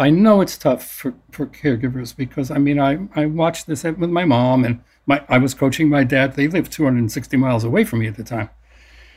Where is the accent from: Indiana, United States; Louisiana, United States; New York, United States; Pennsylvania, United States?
New York, United States; New York City; I grew up in New York City